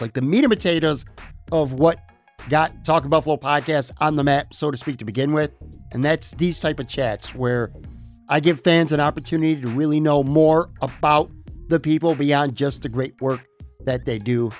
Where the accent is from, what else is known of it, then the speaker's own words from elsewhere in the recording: Buffalo, New York, United States; moved away as an adult; now in Florida, United States; born and raised in Buffalo